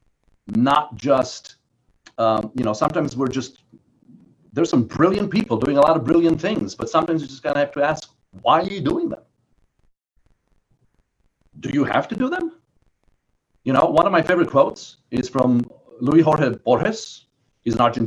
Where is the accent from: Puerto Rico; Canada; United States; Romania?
Romania; moved away; I was born in Romania under Ceausescu, under communism